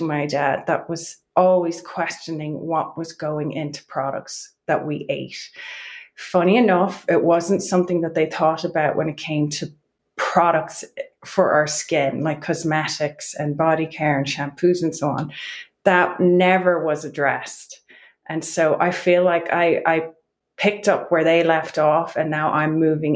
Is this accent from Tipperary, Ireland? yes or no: no; Wicklow, County Wicklow, Ireland; accent: Irish; moved away as an adult; now in Boulder County, Colorado, United States; I'm from a small town in County Wicklow called Wicklow Town. And I moved over here to Boulder County, Colorado when I was 25